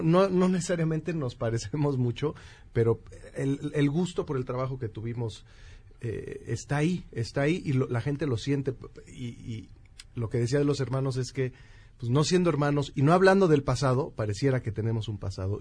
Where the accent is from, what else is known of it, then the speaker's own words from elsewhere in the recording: Mexico; como mexicanos, pues nos, vamos a, identificar porque es el mundo en el que vivimos